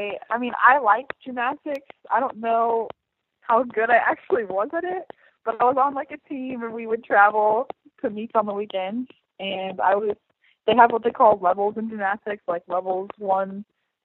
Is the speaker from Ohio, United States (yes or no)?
no; Indianapolis, Indiana, United States; I'm from Indianapolis, Indiana.